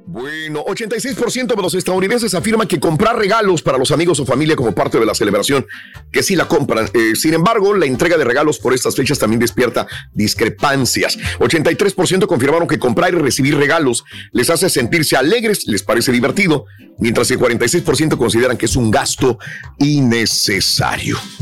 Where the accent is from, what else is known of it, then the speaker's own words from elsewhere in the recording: Mexico; moved away; soy mexicano